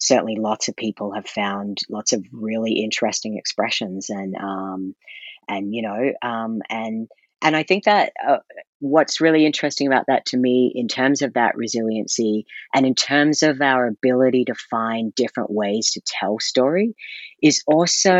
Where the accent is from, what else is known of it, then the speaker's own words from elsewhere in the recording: Brisbane, Queensland, Australia; moved away as an adult; now in Calgary, Canada; I grew up in Australia, which in Brisbane, Australia